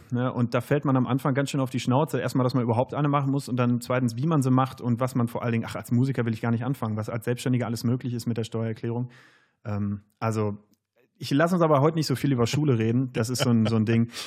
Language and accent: German; Wadersloh, North Rhine-Westphalia, Germany; now in Cologne, Germany; aus dem ganz östlich, südöstlichsten Zipfel, aus Wadersloh. Das ist ein schönes kleines Dorf